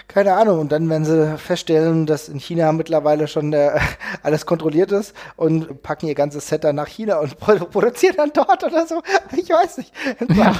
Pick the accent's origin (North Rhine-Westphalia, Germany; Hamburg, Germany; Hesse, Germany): Hesse, Germany; Ich komme aus Hessen